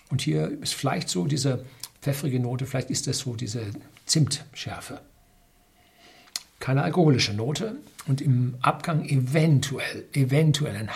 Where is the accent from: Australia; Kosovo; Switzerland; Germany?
Germany; North Rhine-Westphalia; ich bin im Ruhrgebiet aufgewachsen, da war der Himmel schwefelgelb